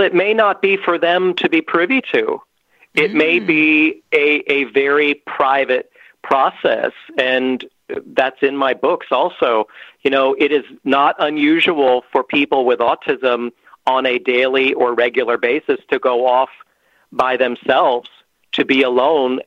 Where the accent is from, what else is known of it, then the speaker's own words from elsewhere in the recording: Pennsylvania, United States; I have yet to break out of Pennsylvania, which is my home state